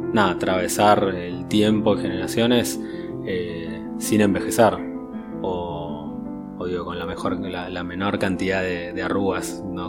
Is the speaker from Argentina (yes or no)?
yes; Argentina; la, identidad argentina